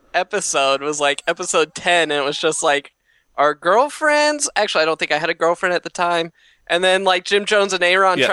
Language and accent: English; Canberra, Australian Capital Territory, Australia; I'm from Canberra, specifically Woden.